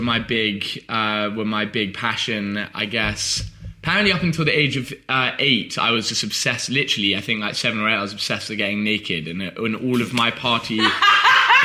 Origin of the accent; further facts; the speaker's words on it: Oxford, South East England, United Kingdom; I grew up in Oxford